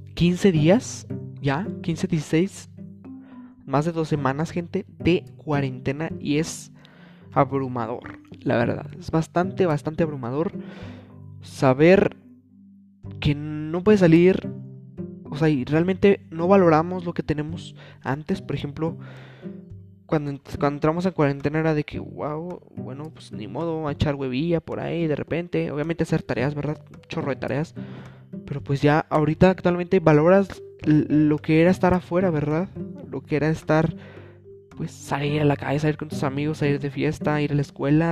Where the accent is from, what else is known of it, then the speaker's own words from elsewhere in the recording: Mexico; en mi país, México